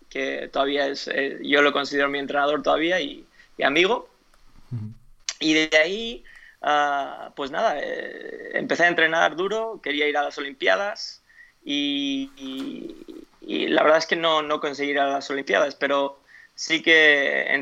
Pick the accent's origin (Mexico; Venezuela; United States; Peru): United States; born there; Spanish is a second language; also born or lived in Spain; Bueno, yo en realidad no soy español, soy nacido en Estados Unidos, pero 20 eh, años de mi vida viviendo en España, mis padres viven en España todavía